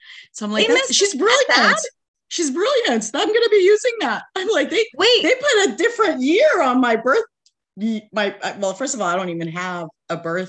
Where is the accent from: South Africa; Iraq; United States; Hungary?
Iraq; Baghdad, Baghdad Governorate; born there; I know I was born in Baghdad.